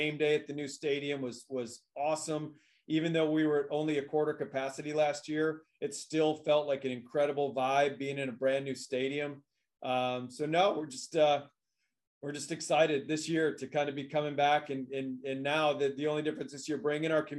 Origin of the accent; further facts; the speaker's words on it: Michigan, United States; moved away; the state of Michigan here in the United States, which is my home state.